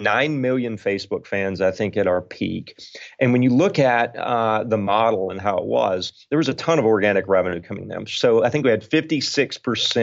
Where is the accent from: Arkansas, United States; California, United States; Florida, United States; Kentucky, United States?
Arkansas, United States; I grew up in Arkansas, so I knew the demographic pretty well